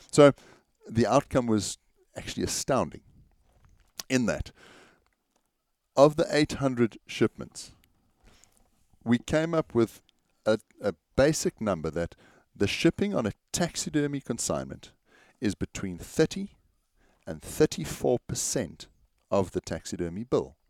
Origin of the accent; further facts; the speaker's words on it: South Africa; As South African artists